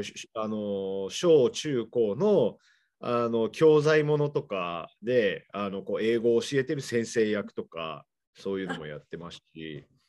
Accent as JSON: {"language": "Japanese", "town": "Seattle", "region": "Washington", "country": "United States", "tie": "born or raised there", "moved": "yes", "lives_now": "Japan", "said": "僕の実家の方シアトルなんですけど"}